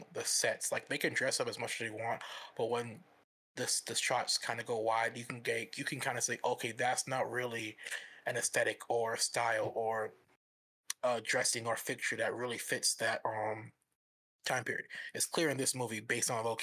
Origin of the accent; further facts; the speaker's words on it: the South, United States; I grew up mostly in the South